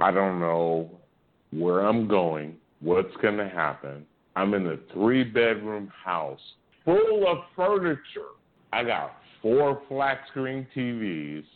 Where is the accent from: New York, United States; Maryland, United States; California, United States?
California, United States; I'm from California.